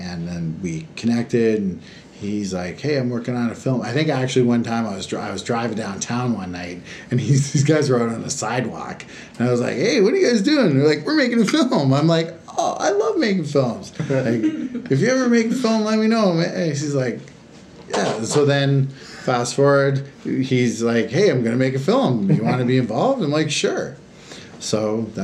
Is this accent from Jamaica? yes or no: no; Hamilton, Ontario, Canada; moved away; also born or lived in Halifax, Nova Scotia; I'm from Hamilton, Ontario, which is an amazing place to be from